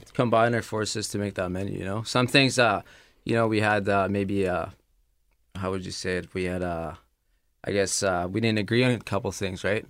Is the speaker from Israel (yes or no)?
yes; Israel; now in Canada; I grew up in Israel